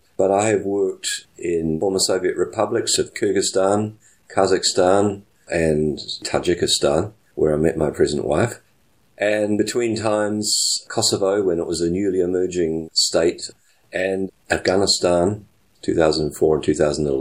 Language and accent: English; Christchurch, Canterbury, New Zealand; moved away as an adult; also born or lived in Canada / United Kingdom; I'm from New Zealand. I was born in Christchurch. I spent the first 24 years of my life there, where I was at school and university